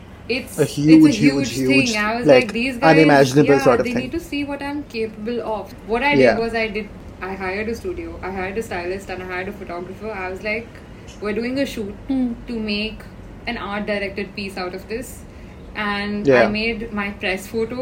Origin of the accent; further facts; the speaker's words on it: Dehradun, Uttarakhand, India; moved away; I come from Dehradun. We don't know what the internet was till I was in 11th grade